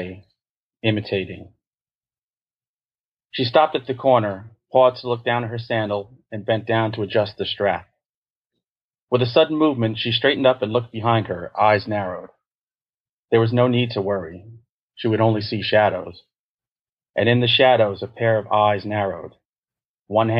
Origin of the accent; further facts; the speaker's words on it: New York, United States; I'm a New Yorker.